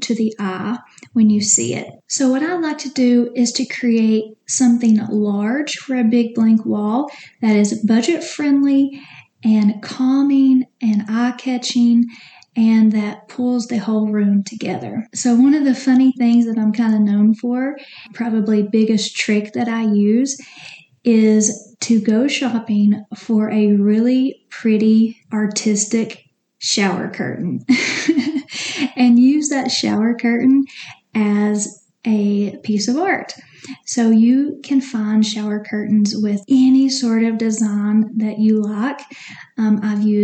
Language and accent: English; Tennessee, United States; I'm from Tennessee, if you can't tell